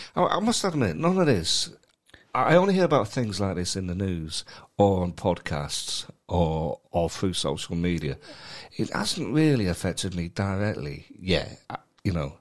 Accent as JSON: {"language": "English", "town": "Manchester", "region": "North West England", "country": "United Kingdom", "tie": "born or raised there", "also_born_or_lived": "London", "moved": "as an adult", "said": "I was born and brought up in Manchester and then spent the next ten years in London"}